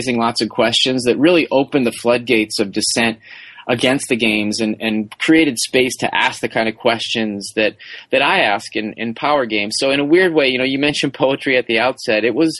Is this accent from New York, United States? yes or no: no; Madison, Wisconsin, United States; I grew up in Wisconsin, where the Olympics are huge, especially Winter Olympic sports.